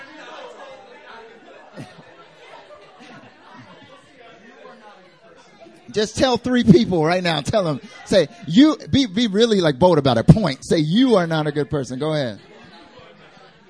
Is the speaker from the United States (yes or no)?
yes; North Carolina, United States; moved away as an adult; now in South Korea; I'm from North Carolina originally.